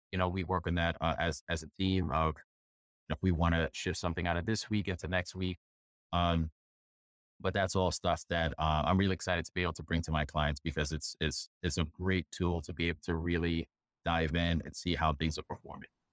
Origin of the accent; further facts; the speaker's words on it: New York, United States; I'm a New Yorker